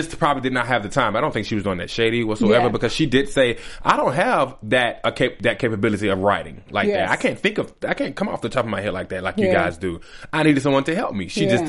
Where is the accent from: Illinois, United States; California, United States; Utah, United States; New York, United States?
New York, United States; Brooklyn; I'm gonna show you Brooklyn. I don't have to tell you that I'm from Brooklyn, but I'm gonna show you.